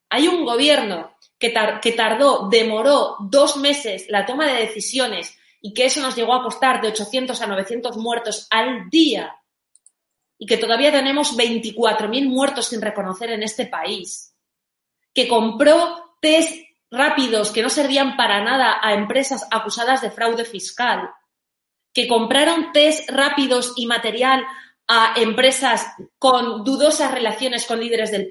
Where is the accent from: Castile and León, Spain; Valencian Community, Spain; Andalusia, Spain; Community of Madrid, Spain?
Valencian Community, Spain; yo se lo digo como valenciana, yo que vivo en una, en una comunidad gobernada por nacionalistas y por socialistas